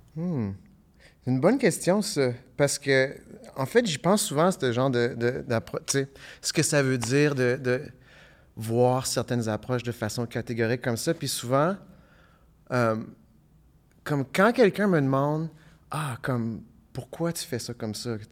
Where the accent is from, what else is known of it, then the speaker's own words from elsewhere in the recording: Ottawa, Ontario, Canada; also born or lived in Hull, Quebec; now in Gatineau, Canada; je viens d'Ottawa, j'habite à Hull, mais j'habite pas à Gatineau